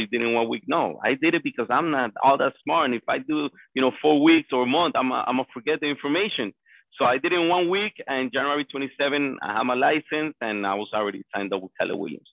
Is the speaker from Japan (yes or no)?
no; Colombia; now in Miami, United States; I was born and raised in Colombia. Came to the United States in 1999